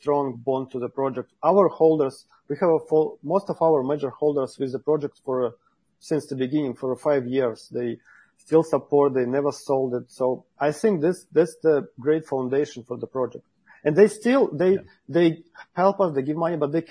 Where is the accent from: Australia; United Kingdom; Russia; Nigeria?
Russia; I'm from Russia.